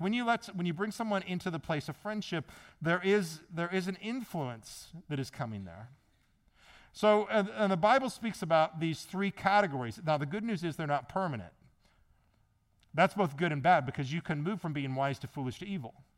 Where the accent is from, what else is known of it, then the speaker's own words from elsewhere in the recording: Midwest, United States; moved away; also born or lived in Maryland; I'm from the Midwest